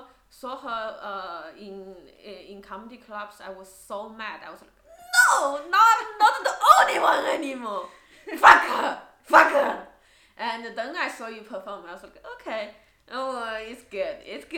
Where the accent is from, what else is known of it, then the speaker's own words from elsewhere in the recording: India; moved away; a fellow Indian female comedian